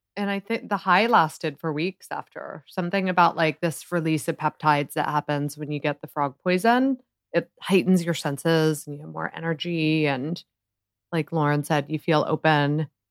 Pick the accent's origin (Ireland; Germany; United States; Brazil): United States; Columbus, Ohio; moved away as an adult; also born or lived in Washington, D.C. / New York; I grew up in Columbus, Ohio